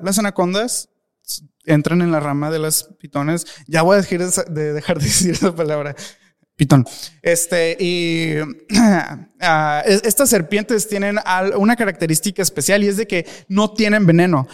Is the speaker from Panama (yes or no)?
no; Mexico; me da pena como mexicano